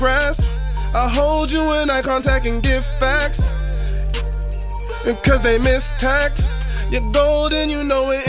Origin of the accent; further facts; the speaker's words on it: Jamaica; Just being Jamaican and knowing the culture that I come from, knowing the weight that's on my shoulders, sometimes it makes me feel like Atlas.